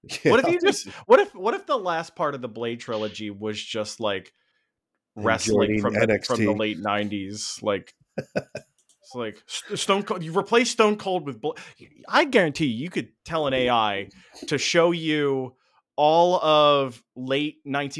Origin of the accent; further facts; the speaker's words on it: Georgia, United States; Dude, I'm from Cobb County, Georgia.